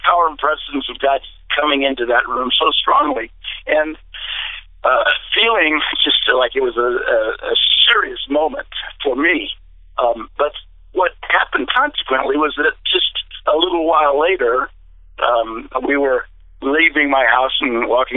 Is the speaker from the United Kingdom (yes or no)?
no; DeFuniak Springs, Florida, United States; back to my hometown in Dufuniac Springs, Florida